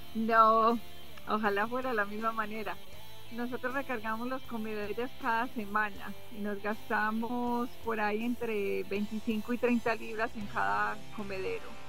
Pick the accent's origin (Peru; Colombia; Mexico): Colombia; Caldas, Antioquia; also born or lived in Honduras; now in United States; yo soy de Caldas